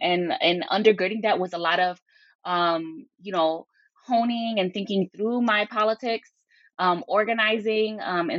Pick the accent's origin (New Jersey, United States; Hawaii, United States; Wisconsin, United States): New Jersey, United States; Hoboken; And so I was born and raised in Hoboken, New Jersey, by, Puerto Rican parents, in what is, Hoboken at that time was, had one of the largest like Puerto Rican populations, per capita, in the U.S.